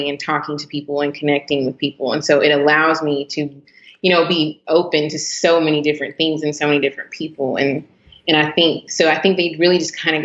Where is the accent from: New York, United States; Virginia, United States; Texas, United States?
Texas, United States; Garland; Born and raised in Dallas, Texas, actually kind of Garland, Texas.